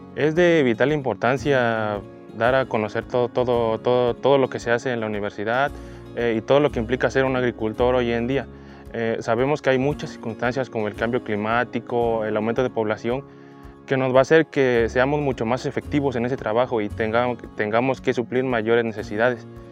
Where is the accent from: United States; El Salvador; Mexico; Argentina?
Mexico; San José del Progreso, Oaxaca; yo soy originario de la comunidad de San José del Progreso